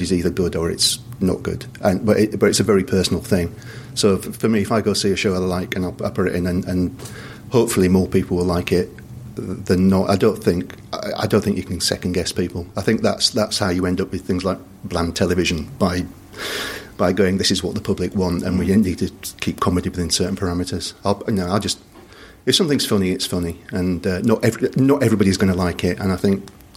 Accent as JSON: {"language": "English", "town": "Bradford", "region": "Yorkshire and the Humber", "country": "United Kingdom", "tie": "born or raised there", "moved": "yes", "said": "I'm originally from Bradford, and the Alhambra in Bradford has a great pantomime tradition. So growing up, I remember I saw Les Dawson perform there."}